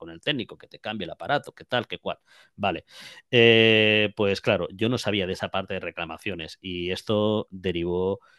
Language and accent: Spanish; Jaén, Andalusia, Spain; now in Madrid, Spain; Yo vine a Madrid, eh, aunque no se me note por el acento, soy de Jaén